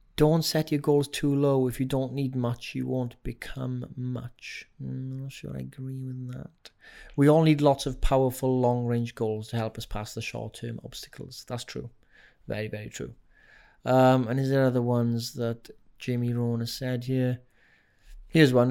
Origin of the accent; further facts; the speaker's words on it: Wales, United Kingdom; accent: Welsh; my Welsh accent